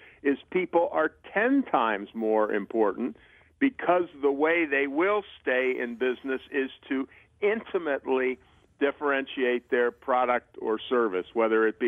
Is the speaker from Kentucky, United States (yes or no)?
no; Baltimore, Maryland, United States; I grew up in Baltimore